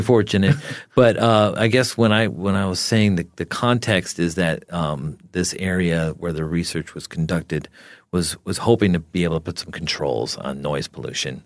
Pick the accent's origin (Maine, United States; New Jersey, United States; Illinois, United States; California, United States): New Jersey, United States; I grew up in New Jersey